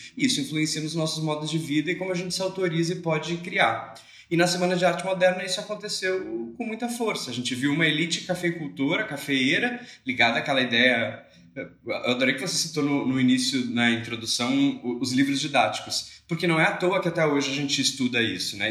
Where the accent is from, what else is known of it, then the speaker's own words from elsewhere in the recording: Rio Grande do Sul, Brazil; now in Rio de Janeiro, Brazil; sou gaúcho, não sou aqui do Sudeste, apesar de morar no Rio de Janeiro